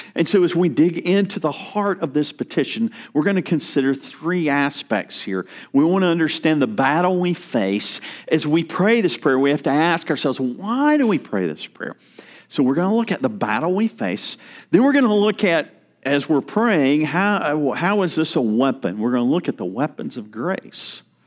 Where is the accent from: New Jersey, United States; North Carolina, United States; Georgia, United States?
North Carolina, United States; moved away; I'm from North Carolina